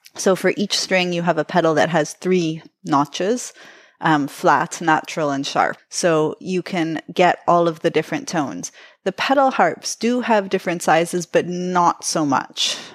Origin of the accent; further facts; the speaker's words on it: Toronto, Ontario, Canada; I was born in Toronto